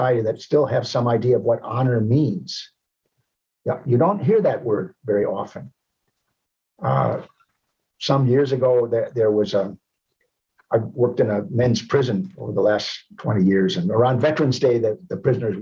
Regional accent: United States; also born or lived in Rome, Italy; I feel ashamed of being an American.

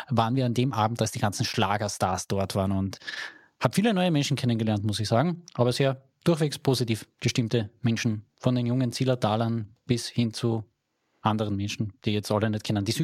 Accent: Carinthia, Austria; bei uns in Kärnten.

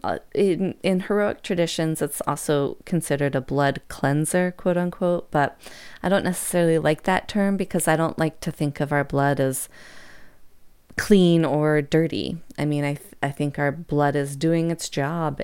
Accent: United States

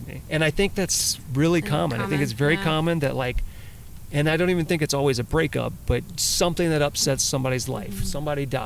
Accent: Louisiana, United States; now in California, United States; So I grew up in Louisiana, and I spent a lot of time in the woods and playing outside.

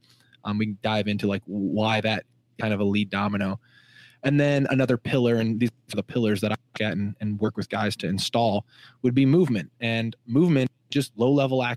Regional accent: Illinois, United States; now in San Diego, United States; I'm from Illinois

